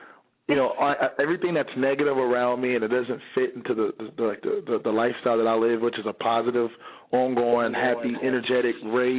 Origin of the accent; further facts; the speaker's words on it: Georgia, United States; also born or lived in New York; Well, I'm originally from New York, but I was raised in Georgia.